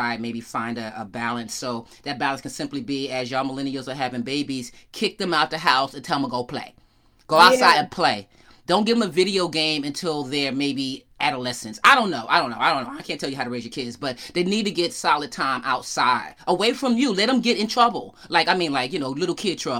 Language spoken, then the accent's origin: English; Yonkers, New York, United States; moved away; I'm from Yonkers. I grew up in Yonkers, New York